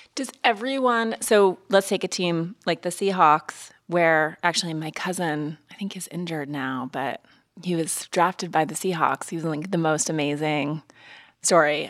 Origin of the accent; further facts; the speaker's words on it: Montana, United States; also born or lived in East Coast; now in Los Angeles, United States; I grew up in Montana